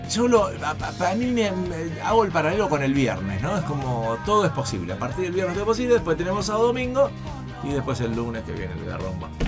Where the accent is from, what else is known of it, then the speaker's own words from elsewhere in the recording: Italy; now in Germany; Me y eso que soy un italiano viviendo en Alemania. O sea, no soy un alemán original.